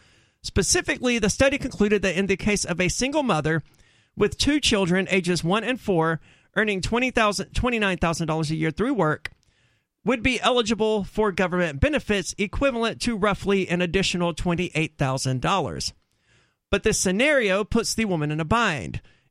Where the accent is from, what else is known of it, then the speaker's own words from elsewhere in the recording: North Carolina, United States; In my home state of North Carolina...